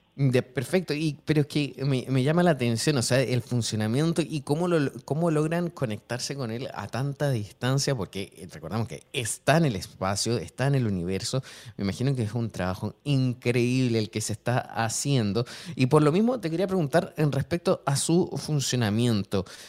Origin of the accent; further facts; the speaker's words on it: Chile; yo soy de Chile